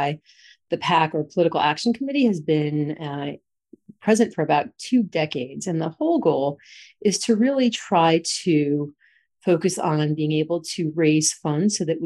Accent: New Jersey, United States; now in North Carolina, United States; I'm from New Jersey.

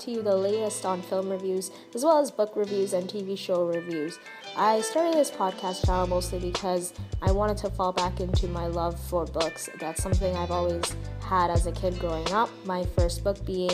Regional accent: Toronto, Ontario, Canada; I hail from Toronto, born and raised

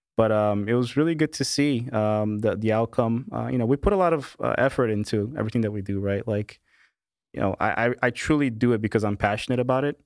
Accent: Kearney, New Jersey, United States; also born or lived in Brazil; I was born in Brazil. My parents immigrated to the U S when I was two years old. And, uh, the typical, you know, uh, you know, American dream story, right? Um, went to school in, uh, in a little town called Kearney, Kearney, New Jersey, right? I'm a New Jersey boy, uh, all my life pretty much

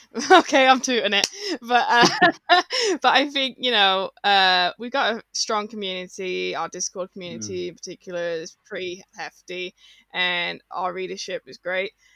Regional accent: Birmingham, West Midlands, United Kingdom; Robin knew I was from Birmingham

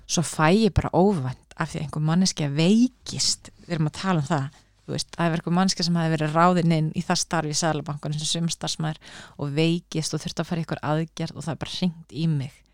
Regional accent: Reykjavík, Capital Region, Iceland; Ég er úr Reykjavík, ég er bara fættu uppálan Reykjavík

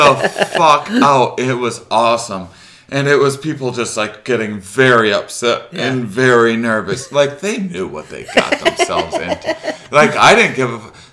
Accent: La Crosse, Wisconsin, United States; moved away; I'm from La Crosse, Wisconsin originally

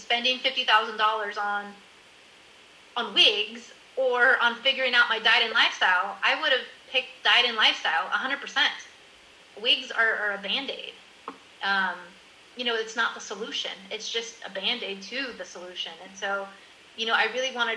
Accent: California, United States; moved away as an adult; also born or lived in Miami, Florida / Colorado; now in Netherlands; I'm originally from California, my hairdresser, who knows me since I'm a teenager

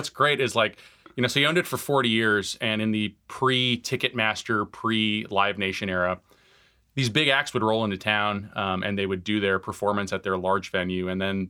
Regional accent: Tucson, Arizona, United States; So I grew up in Tucson, Arizona. I'm the child of Iranian immigrants.

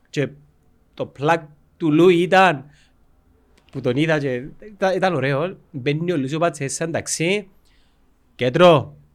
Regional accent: Cyprus; είμαι από Κύπρο.

